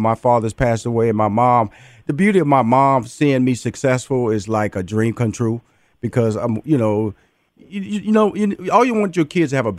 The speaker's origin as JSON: {"language": "English", "town": "Houston", "region": "Texas", "country": "United States", "said": "I'm from Fifth Ward, Texas"}